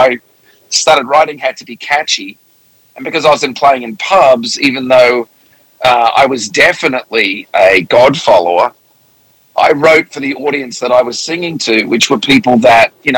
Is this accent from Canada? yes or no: no; Melbourne, Victoria, Australia; moved away as an adult; also born or lived in England / Sydney; now in United States; I was born in England, and when I was 7, we moved to Australia